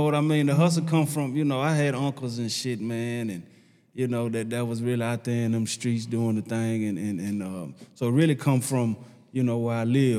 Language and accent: English; Nashville, Tennessee, United States; I'm from Nashville, Tennessee, Preston Taylor Projects.